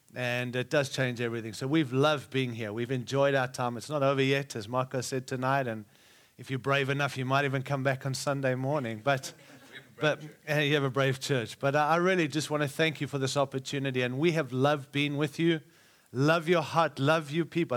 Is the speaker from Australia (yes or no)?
yes; Australia; also born or lived in Africa; now in United States; I was born in Africa, raised in Australia, and now I live in the great nation of America